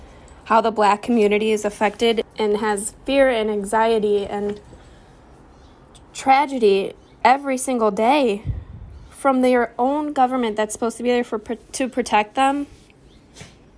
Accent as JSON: {"language": "English", "town": "Riverview", "region": "Michigan", "country": "United States", "tie": "born or raised there", "moved": "yes", "said": "my hometown of Riverview. It's a small city outside of Detroit"}